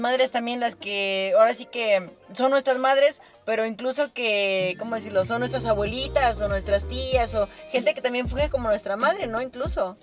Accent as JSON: {"language": "Spanish", "country": "Mexico", "said": "como mexicanos, como mexicanos"}